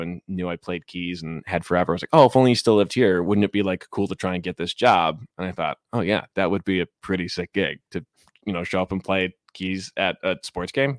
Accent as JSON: {"language": "English", "town": "Chicago", "region": "Illinois", "country": "United States", "tie": "born or raised there", "moved": "as an adult", "lives_now": "Seattle, United States", "said": "I grew up in Ch, Chicago, Cubs fan, um, but I moved out to Seattle in twenty fifteen"}